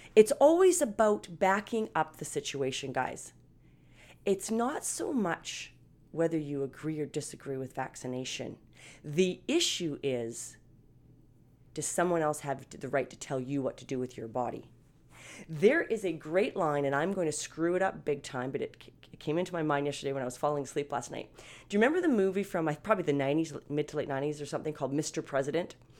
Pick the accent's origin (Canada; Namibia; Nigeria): Canada; I'm Canadian, guys, okay? So, not American.